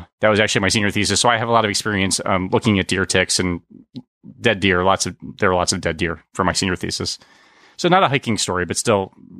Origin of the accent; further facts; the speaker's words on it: York, Pennsylvania, United States; where I grew up in York, Pennsylvania, hunting season was a big thing, specifically white-tailed deer.